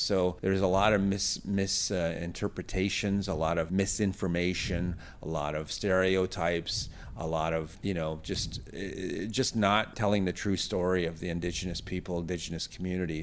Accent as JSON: {"language": "English", "town": "Thompson", "region": "Manitoba", "country": "Canada", "tie": "born or raised there", "also_born_or_lived": "Pine Creek First Nation / Camperville", "said": "I, I grew up in Thompson"}